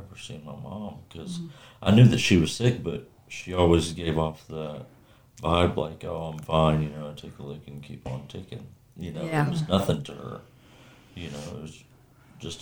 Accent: Kansas, United States; I'm from Kansas, a small town about 50 miles south of Kansas City.

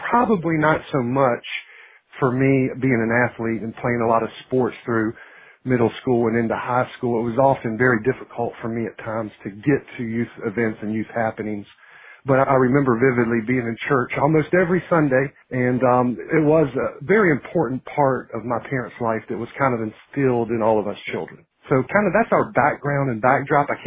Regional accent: Harrisonburg, Virginia, United States; moved away as an adult; now in Beaufort, United States; of Virginia, right there in the heart of the valley at Harrisonburg, and grew up there, was reared there, went to school at Bridgewater College, just down to the south there of Harrisonburg. Graduated there, met my wife over in Charlottesville, but we lived in Harrisonburg for several years after we were married.

